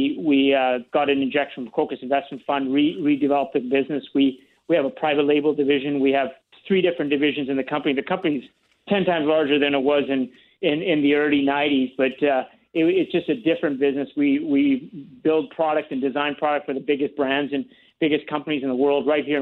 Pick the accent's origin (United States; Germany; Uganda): Uganda; now in Canada; my shirt is a Canadian shirt with the Ugandan flag on the sleeve, because I came from Uganda.